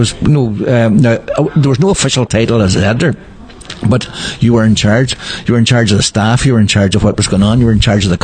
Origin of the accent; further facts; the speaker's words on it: County Donegal, Ireland; I was from Donegal